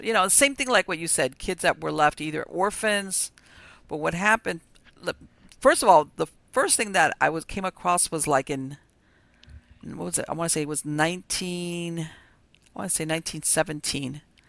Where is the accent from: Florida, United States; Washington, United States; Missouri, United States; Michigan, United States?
Florida, United States; Miami; I was born and raised here in Miami. And, you know, here it's not only hot, it's very humid.